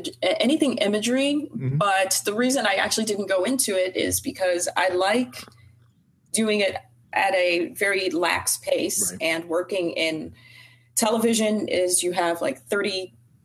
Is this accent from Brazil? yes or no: yes; Brazil; moved away; also born or lived in Florida; I was born in Brazil